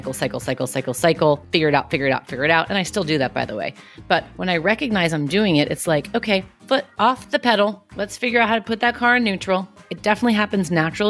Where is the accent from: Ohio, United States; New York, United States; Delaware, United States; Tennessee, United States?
New York, United States; New York City; I'm from Queens. I'm Italian